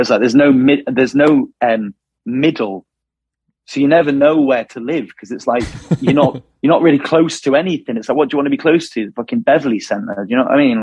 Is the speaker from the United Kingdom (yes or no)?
yes; Wilmslow, North West England, United Kingdom; where we're from Wilmslow or Mac or like, like around that kind of area of Manchester